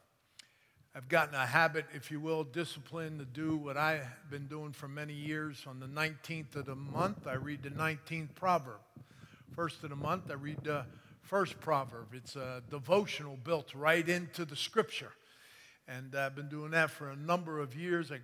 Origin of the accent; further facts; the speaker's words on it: Pennsylvania, United States; now in San Antonio, United States; I grew up in Pennsylvania, like Pastor said, and I was a huge 76er fan growing up